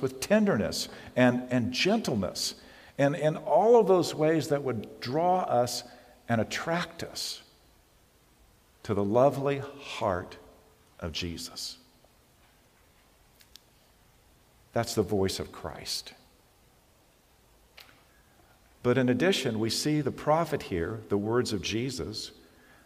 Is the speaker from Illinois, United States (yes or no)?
no; California, United States; I'm a Californian and I have survived three major earthquakes